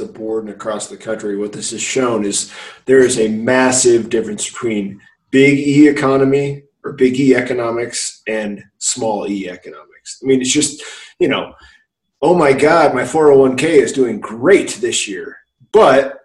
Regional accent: Iowa, United States; I grew up in Iowa

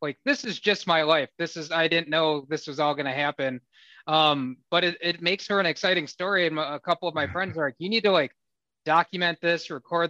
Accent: suburban Wisconsin, United States; also born or lived in Philippines; I was planted in suburban Wisconsin and basically have lived all of my life here in Wisconsin

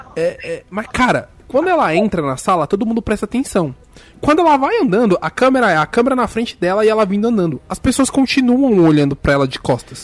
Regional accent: São Paulo, Brazil; a gente é de São Paulo

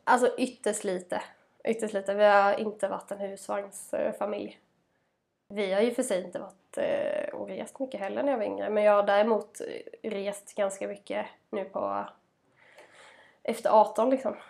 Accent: Småland, Sweden; born or raised there

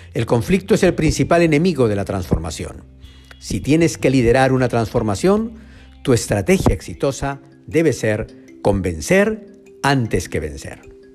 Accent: Arequipa, Peru; Yo crecí en Arequipa, a cuatro calles del río Chile

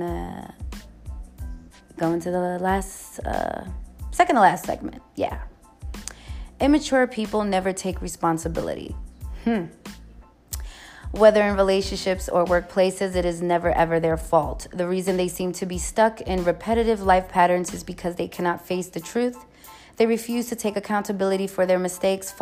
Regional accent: New York City, New York, United States; I'm from the Bronx.

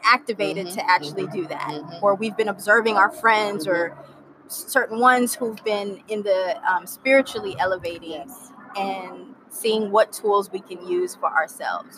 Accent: Miami, Florida, United States; moved away as an adult; also born or lived in Haiti; now in Los Angeles, United States; I moved from Miami, Florida, where I grew up. Mm-hmm. Uh, originally born in Haiti, raised by Haitian parents

